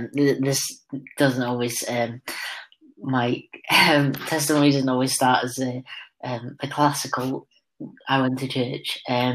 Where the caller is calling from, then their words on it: Gwersyllt, Wales, United Kingdom; From my house in Gwersylt.